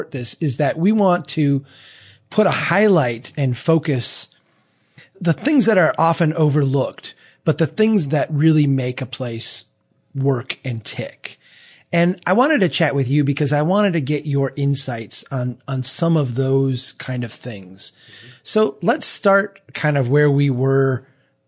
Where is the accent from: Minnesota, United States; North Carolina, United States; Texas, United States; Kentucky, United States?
Minnesota, United States; people will not necessarily be able to pin me as a Minnesotan